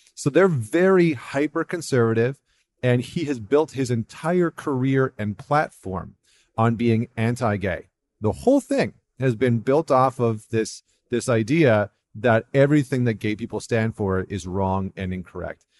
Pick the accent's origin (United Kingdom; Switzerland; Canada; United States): Canada; as a Canadian